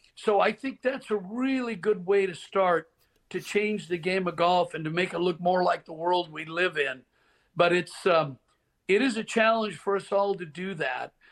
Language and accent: English; Portland, Oregon, United States; Growing up in Portland, Oregon, my family and I would drive down to Pebble Beach at spring break